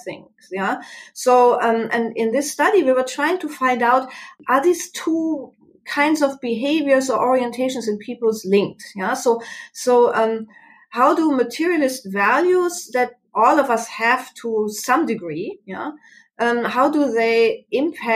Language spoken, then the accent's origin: English; Germany; moved away as an adult; now in Arizona, United States; I'm sure you can pick up my accent. I'm from Germany originally. I came to the United States and here to Arizona roughly 11 years ago.